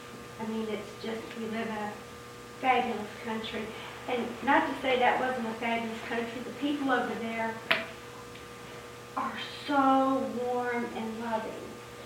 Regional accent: the South, United States; I was actually raised pretty poor down south

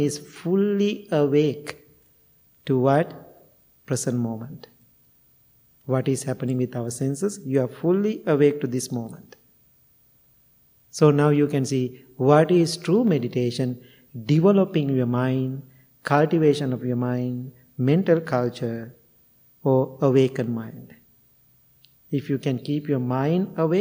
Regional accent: Sri Lanka; moved away as an adult; now in United States; I'm coming from Sri Lanka

